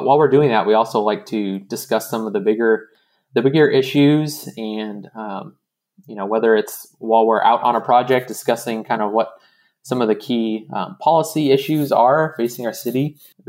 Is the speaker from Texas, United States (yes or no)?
yes; Dallas, Texas, United States; moved away as an adult; now in Shreveport, United States; when I moved here, I mean, Shreveport was very different from where I grew up in Dallas. You know, I grew up in a suburb, and, you know, my parents had one of the first maybe 10 or 20 homes in their subdivision